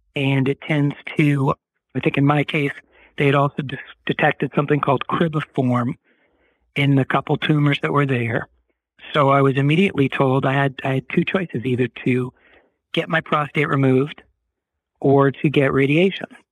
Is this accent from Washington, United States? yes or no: no; Boston, Massachusetts, United States; moved away as an adult; also born or lived in Durham, North Carolina / New York; now in Los Angeles, United States; I grew up in Boston